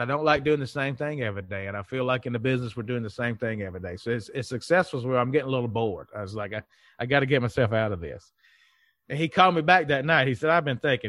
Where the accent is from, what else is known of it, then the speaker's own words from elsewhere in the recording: Mississippi, United States; accent: Southern; moved away; also born or lived in Mobile, Alabama / Tennessee; I already knew everybody in Mississippi, that's where I'm from